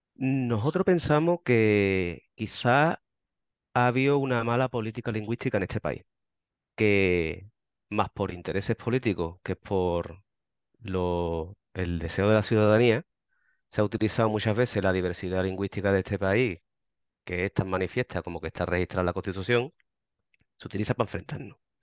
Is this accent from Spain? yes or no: yes; Andalusia, Spain; Nosotros desde Andalucía